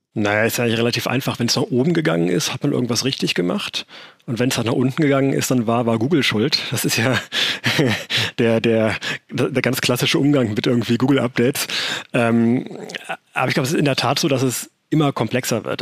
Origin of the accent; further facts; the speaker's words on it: Germany; bei uns in Deutschland